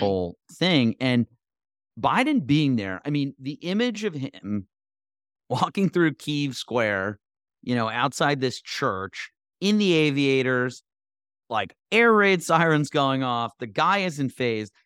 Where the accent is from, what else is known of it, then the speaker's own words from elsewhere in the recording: United States; as an American